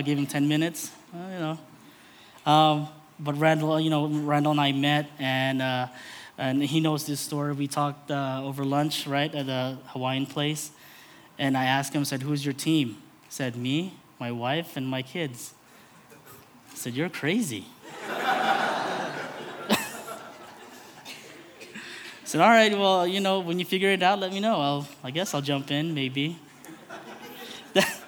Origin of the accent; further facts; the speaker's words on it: Philippines; as a Filipino man, a brown man